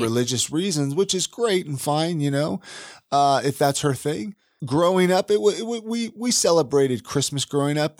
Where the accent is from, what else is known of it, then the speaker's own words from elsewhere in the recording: Ventura, California, United States; moved away; I grew up in Ventura, California, so I grew up without snow